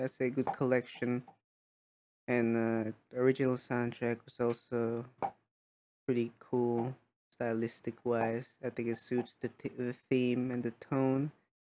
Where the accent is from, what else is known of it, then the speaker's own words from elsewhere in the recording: North Carolina, United States; Hi, y'all. I'm from North Carolina.